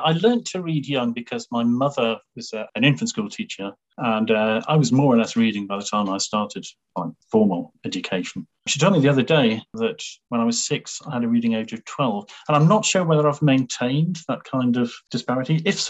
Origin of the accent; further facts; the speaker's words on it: Newcastle, North East England, United Kingdom; So that's where I grew up. I went to school there. I went to, well, it was initially a grammar school in the west end of Newcastle